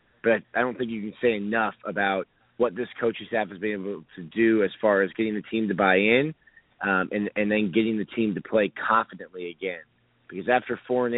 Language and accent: English; South Florida, United States; growing up in South Florida